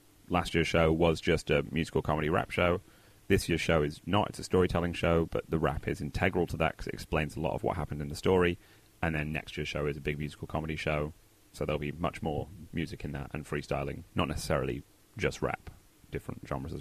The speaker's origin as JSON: {"language": "English", "town": "Manchester", "region": "North West England", "country": "United Kingdom", "tie": "born or raised there", "also_born_or_lived": "Oxford, England / Los Angeles, United States", "moved": "as an adult", "lives_now": "Brooklyn, United States", "said": "I grew up in Manchester"}